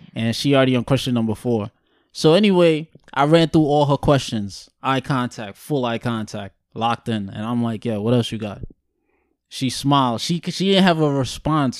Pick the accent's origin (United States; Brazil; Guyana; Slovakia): Guyana; I'm born and raised in Guyana